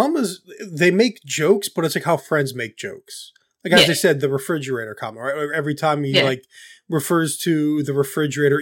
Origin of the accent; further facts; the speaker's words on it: United States; I'm an American